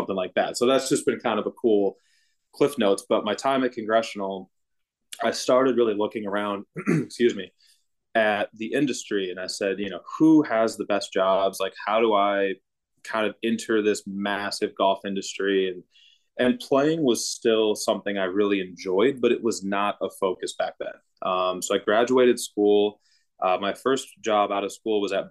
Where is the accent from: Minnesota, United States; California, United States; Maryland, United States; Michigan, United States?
Minnesota, United States; moved away as an adult; also born or lived in Scottsdale, Arizona; now in New York, United States; I was born and raised in Minnesota and, you know, very Midwestern. I stayed in Minnesota through high school.